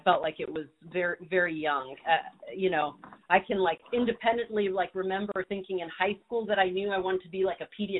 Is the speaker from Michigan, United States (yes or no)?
no; Southern California, United States; I grew up in Southern California. I'm a California girl